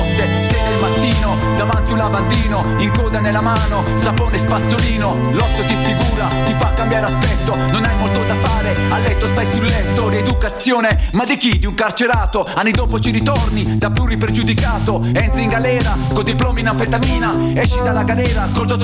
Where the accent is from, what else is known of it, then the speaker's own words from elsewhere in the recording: Bari, Apulia, Italy; accent: Barese dialect; col dialetto barese si può, si può fare musica intellegibile, eh, rivolto anche al grande pubblico, perché il nostro dialetto è molto musicale.